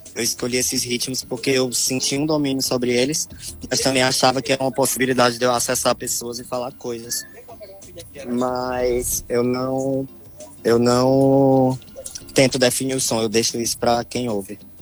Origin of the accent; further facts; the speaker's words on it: Piauí, Brazil; also born or lived in Ceará; now in Fortaleza, Brazil; do Piauí o que eu trouxe foi a história que eu vivi lá